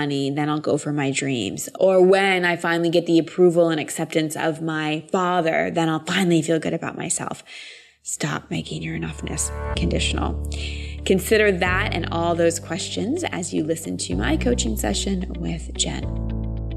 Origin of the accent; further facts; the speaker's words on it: Austin, Texas, United States; Austin's my hometown